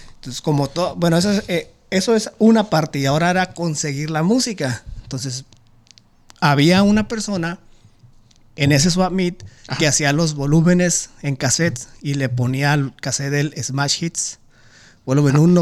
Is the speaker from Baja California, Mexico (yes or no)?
yes; Tijuana, Baja California, Mexico; yo soy de Tijuana